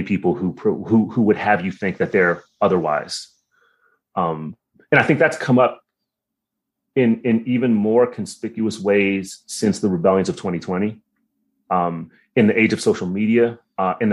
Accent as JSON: {"language": "English", "country": "United States", "tie": "born or raised there", "said": "I'm Filipino, right? So like, you know, I'm the first one that was born stateside"}